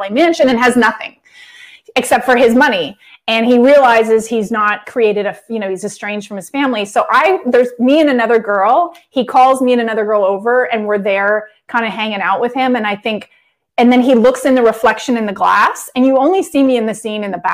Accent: Canada; now in Los Angeles, United States; I grew up in Canada in a small town

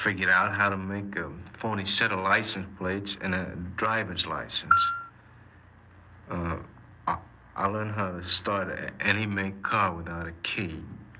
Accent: Spokane, Washington, United States; born there; moved away as an adult; now in Los Angeles, United States; I was born in Spokane, Washington. Moved to Los Angeles in 1947, after I got out of the Army.

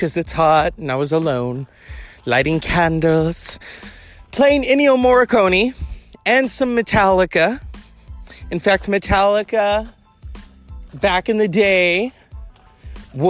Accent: United States; as an American

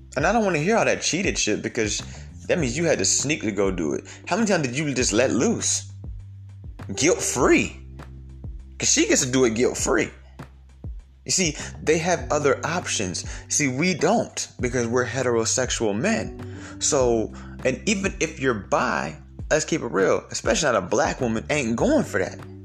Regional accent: Georgia, United States; I'm from Georgia, you know what I'm saying? Like that's we have mostly Mexicans here

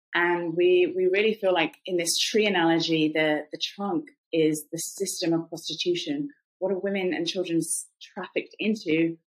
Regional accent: England, United Kingdom; accent: British; moved away as an adult; also born or lived in Cambodia; now in United States; I'm from England originally

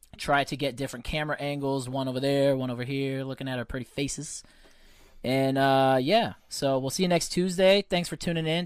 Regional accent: United States; Being an American is great. I take a lot of pride in this country. it's where I was born

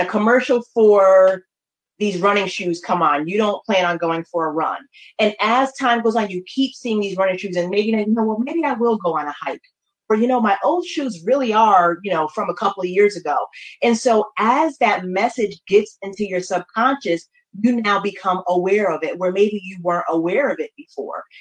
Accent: New Haven, Connecticut, United States; now in Baltimore, United States; I am from New Haven, Connecticut. Um, originally, I have been in Baltimore, Maryland, for the last 20 years

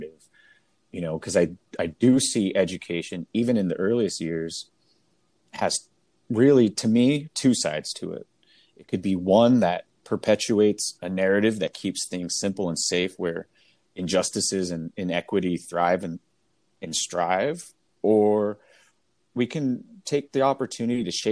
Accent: Seattle, Washington, United States; my hometown of Seattle

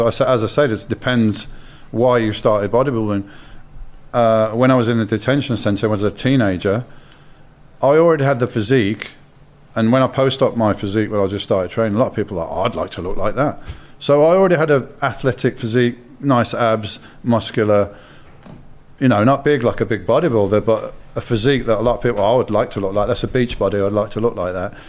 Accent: Birmingham, West Midlands, United Kingdom; I'm from Birmingham.

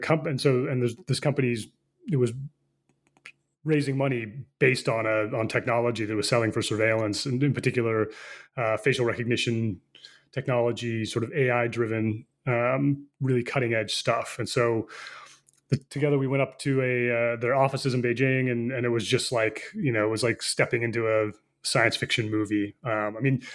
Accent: United States; moved away as an adult; also born or lived in China / Seoul / Taipei; I'm born in the U.S.

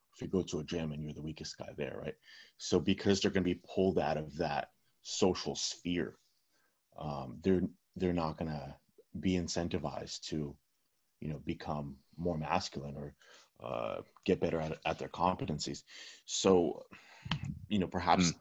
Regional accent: California, United States; first language Russian; English is a second language; I grew up in California

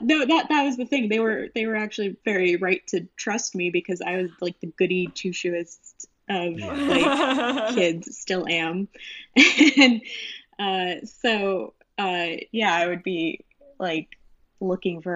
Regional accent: Orange County, California, United States; I grew up in Orange County in California

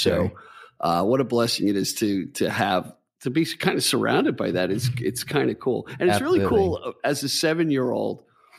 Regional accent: Hicksville Road, near Plain Edge, Long Island, New York, United States; also born or lived in Bethpage, New York; I lived off Hicksville Road.

